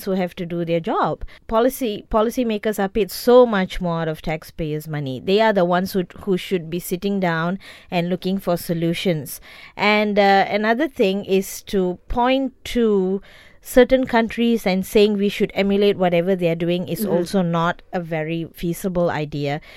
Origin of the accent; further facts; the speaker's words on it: Johor, Malaysia; I'm from Johor